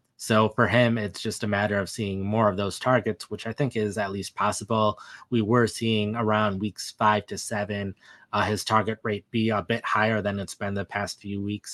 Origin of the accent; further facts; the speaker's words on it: Wisconsin, United States; I was born and raised in Wisconsin